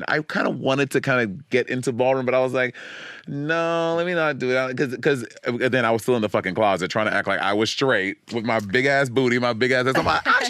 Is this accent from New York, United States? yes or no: yes; New York City, New York, United States; So, growing up in New York City